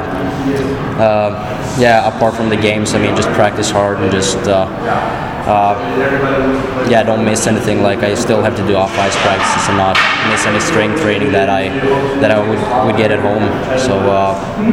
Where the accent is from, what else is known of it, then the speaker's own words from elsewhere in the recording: Gällivare, Norrbotten County, Sweden; also born or lived in Skellefteå; my hometown in Gällivare